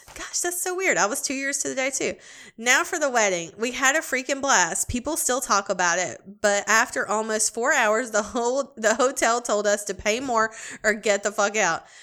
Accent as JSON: {"language": "English", "town": "Greenville", "region": "South Carolina", "country": "United States", "tie": "born or raised there", "said": "Greenville, South Carolina. Dude, that's my hometown"}